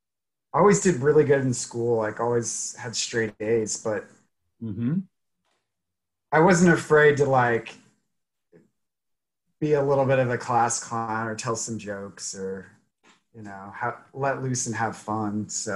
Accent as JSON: {"language": "English", "town": "Harrisonville", "region": "Missouri", "country": "United States", "tie": "born or raised there", "also_born_or_lived": "Rolla, Missouri", "lives_now": "Kansas City, United States", "said": "I'm from Harrisonville, Missouri."}